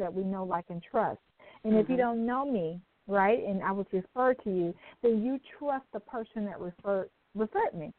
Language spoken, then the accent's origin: English; Dallas, Texas, United States; I am from Dallas, Texas